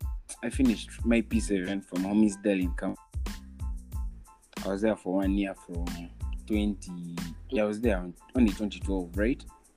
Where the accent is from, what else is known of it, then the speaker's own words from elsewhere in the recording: Ntungamo, Western Region, Uganda; Then I was in some school in Ntungamo. I come from Ntungamo.